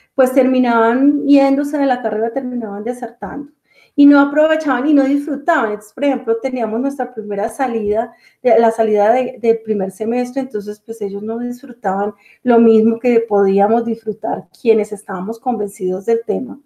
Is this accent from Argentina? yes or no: no; Bogotá, Colombia; also born or lived in Caribbean region, Colombia; yo soy colombiana, nací en la ciudad capital, Bogotá